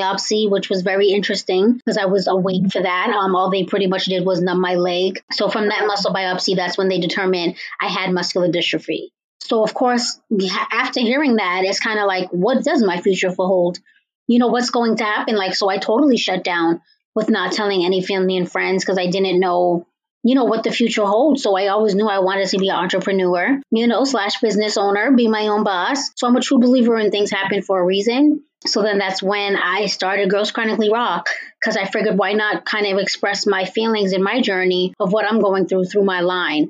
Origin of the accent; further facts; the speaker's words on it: Cambridge, Massachusetts, United States; I am from Cambridge, Massachusetts.